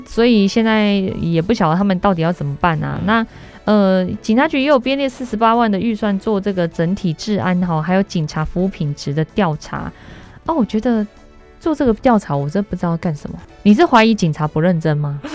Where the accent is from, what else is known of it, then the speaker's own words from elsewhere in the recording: Taichung, Taiwan; 我们台中人